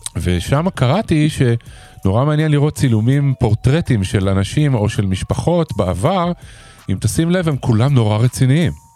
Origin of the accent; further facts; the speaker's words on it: Israel; אנחנו ישראלים